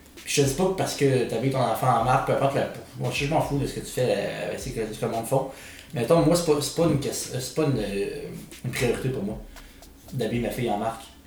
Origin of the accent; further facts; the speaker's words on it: Quebec City, Quebec, Canada; je viens de Québec